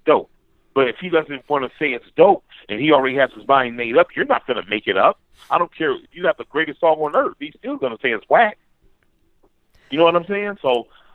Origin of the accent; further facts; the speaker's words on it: Detroit, Michigan, United States; I'm from Detroit, and I came up around both eras